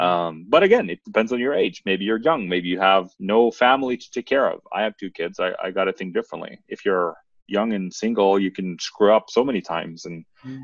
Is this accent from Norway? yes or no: yes; Norway; English is a second language; a city close to my hometown here in Norway